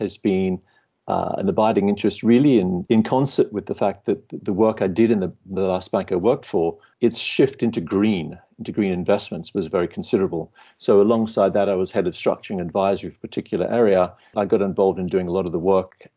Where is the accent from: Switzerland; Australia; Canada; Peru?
Australia; moved away as an adult; now in London, United Kingdom; I'm Australian originally